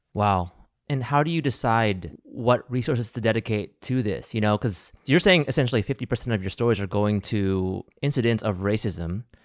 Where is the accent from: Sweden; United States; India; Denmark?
United States; also born or lived in Alabama; I grew up in Ohio and Alabama, where I was one of the only Asians in my schools